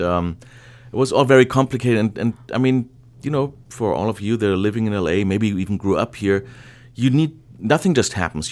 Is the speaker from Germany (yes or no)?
yes; Germany; English is a second language; moved away as an adult; now in Los Angeles, United States; I'm originally from, from Germany. Uh, I was born there, grew up there, I went to university